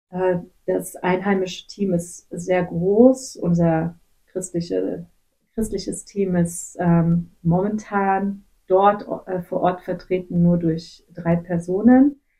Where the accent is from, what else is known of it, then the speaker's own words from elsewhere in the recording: Gummersbach, North Rhine-Westphalia, Germany; also born or lived in Kazakhstan; Hm, ich komme aus Gummersbach. Ich bin in Kasachstan geboren, aber dann hm. in Gummersbach aufgewachsen.